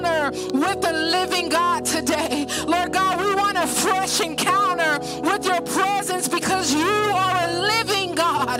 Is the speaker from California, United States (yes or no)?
yes; Oakland, California, United States; now in Hercules, United States; We live in the San Francisco Bay Area in Hercules, but I grew up in Oakland